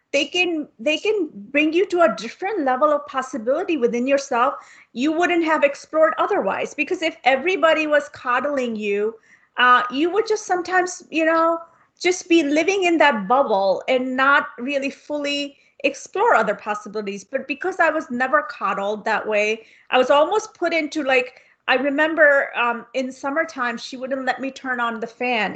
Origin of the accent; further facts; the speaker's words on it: India; I come from India